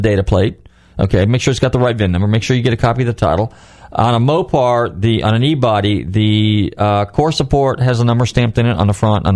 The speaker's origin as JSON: {"language": "English", "region": "Northern California", "country": "United States", "moved": "yes", "said": "my home state of California, actually Northern California"}